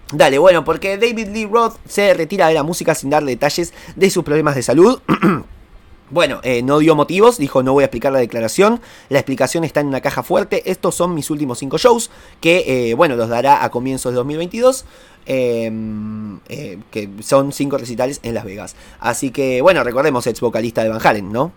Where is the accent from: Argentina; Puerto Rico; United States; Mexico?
Argentina; Acá en Argentina